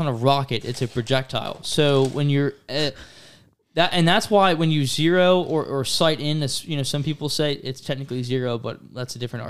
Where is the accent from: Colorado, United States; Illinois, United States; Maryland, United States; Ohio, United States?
Maryland, United States; No, we're from Maryland, bro.